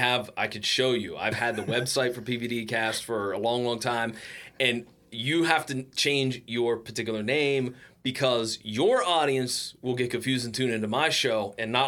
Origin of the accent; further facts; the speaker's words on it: Providence, Rhode Island, United States; And so I was like, well, I'm from Providence.